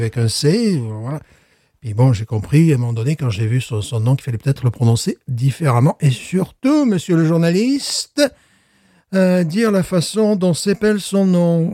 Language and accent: French; France; moved away; je suis français